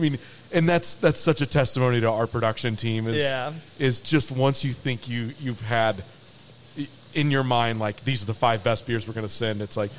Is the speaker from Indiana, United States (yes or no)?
yes; Indianapolis, Indiana, United States; moved away as an adult; now in Cincinnati, United States; I grew up in Indianapolis.